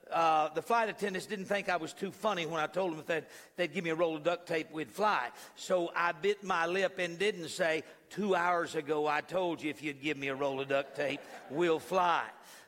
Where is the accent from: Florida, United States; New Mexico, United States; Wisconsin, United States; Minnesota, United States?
New Mexico, United States; I was born in New Mexico